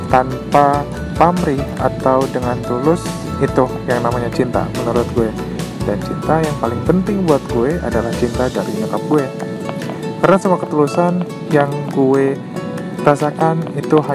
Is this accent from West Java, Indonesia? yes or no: yes; Bandung, West Java, Indonesia; Dan asal gue dari Bandung